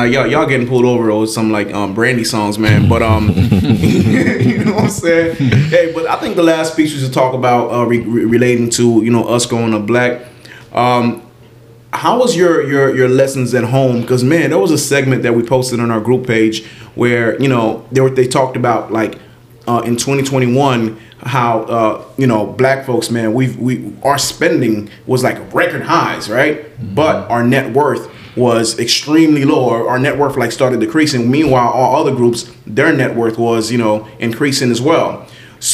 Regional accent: Miami, Florida, United States; was raised in Miami, man.

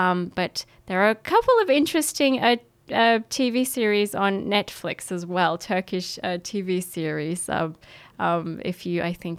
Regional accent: Australia; also born or lived in Ankara, Turkey; Yes, so I was born in Ankara, the capital, and I was in Turkey till 2007, so till I was about seven. And I, yes, so I, after that I came to Australia when I was seven

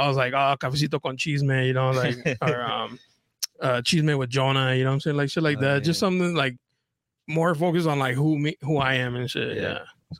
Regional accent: National City, California, United States; also born or lived in Chula Vista; I grew up in National City, lived in Chula Vista for a while now

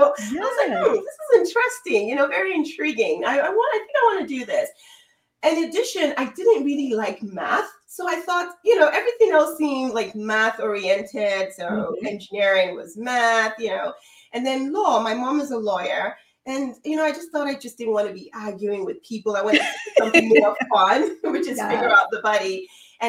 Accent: Nigeria; I'm originally from Nigeria

